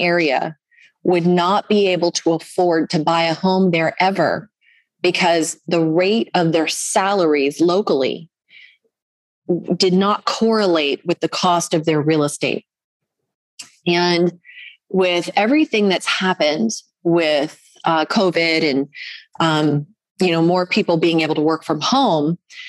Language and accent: English; Orlando, Florida, United States; Because right now, I mean, and I'm in North Georgia and I come from Orlando, Florida.